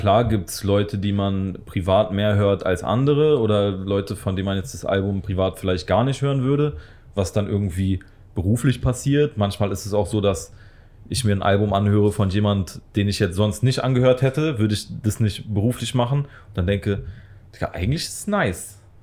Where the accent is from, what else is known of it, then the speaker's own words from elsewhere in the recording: Berlin, Germany; Wir kommen auch beide aus, aus Südberlin